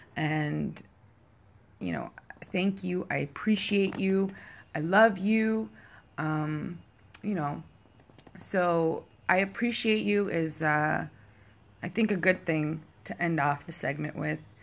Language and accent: English; Canada; I am Canadian, so our second language is français.